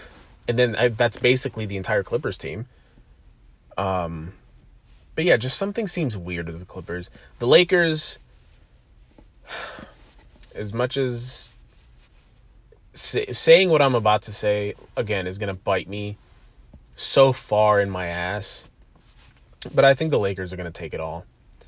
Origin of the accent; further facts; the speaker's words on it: Buffalo, New York, United States; And being a New Yorker, I don't care what part of the state you're in. I'm in Western New York, I'm in Buffalo, but I don't care what part of the state you're in.